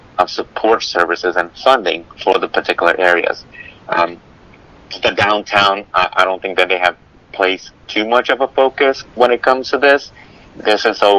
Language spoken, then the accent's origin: English; New York City, New York, United States; moved away; I grew up in Brooklyn, New York